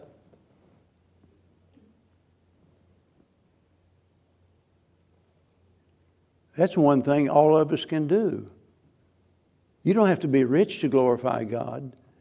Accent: the Ozarks, Missouri, United States; I'm a hillbilly from the Ozarks, and it's Missouri, not Missouri

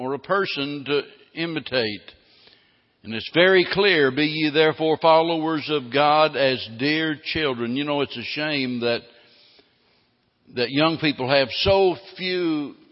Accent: the Ozarks, United States; I was raised in the Ozarks

